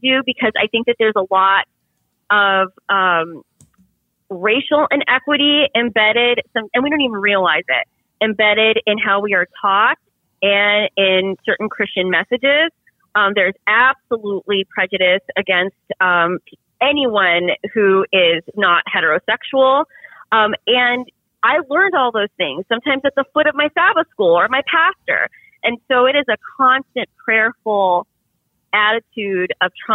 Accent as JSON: {"language": "English", "region": "Central Florida", "country": "United States", "tie": "born or raised there", "said": "I grew up for most of my childhood thoroughly middle class, and those in a small town in Central Florida"}